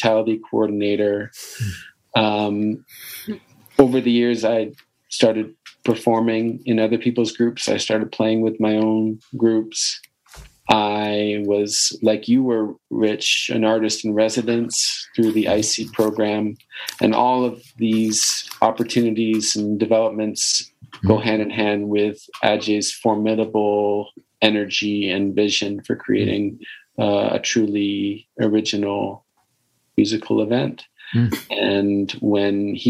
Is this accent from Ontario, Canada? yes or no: yes; Toronto, Ontario, Canada; also born or lived in Guelph; I grew up in Toronto, but studied at Guelph.